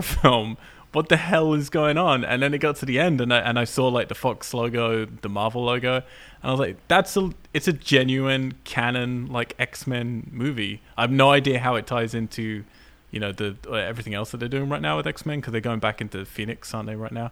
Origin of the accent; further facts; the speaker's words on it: England, United Kingdom; I'm English